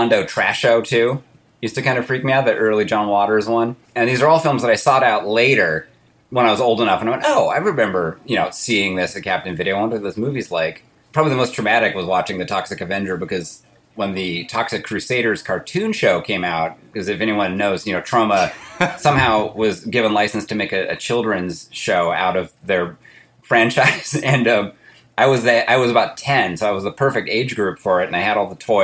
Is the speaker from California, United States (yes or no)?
yes; Berkeley, California, United States; I grew up in Berkeley.